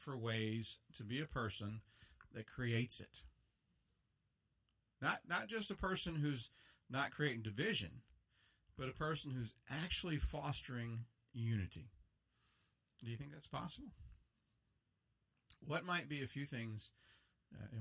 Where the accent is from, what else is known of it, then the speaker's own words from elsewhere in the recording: United States; Before I'm an American, I'm a Christian. I love living in America